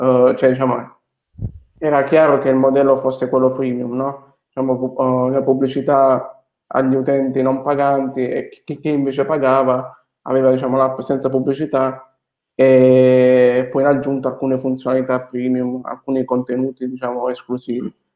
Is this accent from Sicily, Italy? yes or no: no; Foggia, Apulia, Italy; moved away as an adult; also born or lived in Bologna / Nice; sono nato, sono nato e cresciuto a Foggia